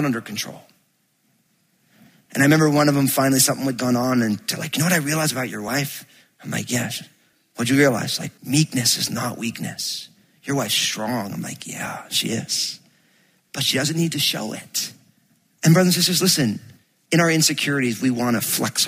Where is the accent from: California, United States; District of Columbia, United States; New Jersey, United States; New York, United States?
New Jersey, United States; I'm from Jersey